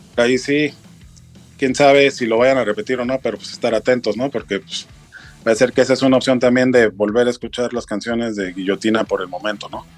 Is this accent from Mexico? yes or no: yes; Mexico City, Mexico; now in Cuernavaca, Mexico; soy chilango, yo soy de familia veracruzana.